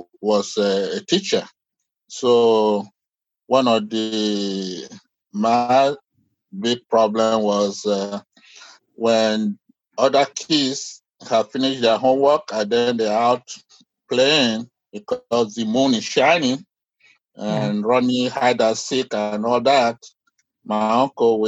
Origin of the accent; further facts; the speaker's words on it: Nigeria; now in United States; I grew up in Nigeria